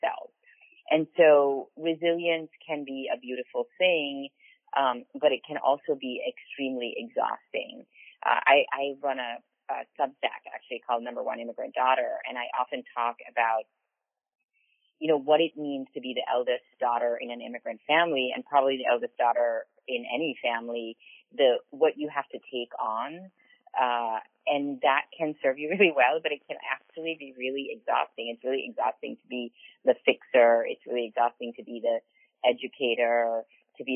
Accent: Belize; moved away as an adult; now in United States; when I was growing up in Belize, I was in high school when Belize became independent of Britain

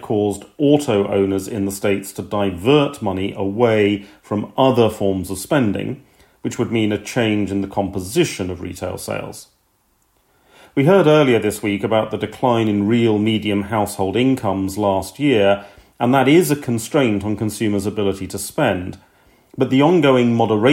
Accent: United Kingdom; being British

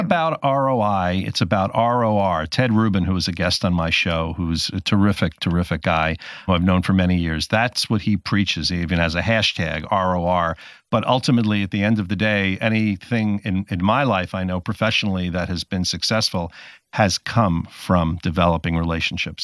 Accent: New Jersey, United States; I grew up in New Jersey

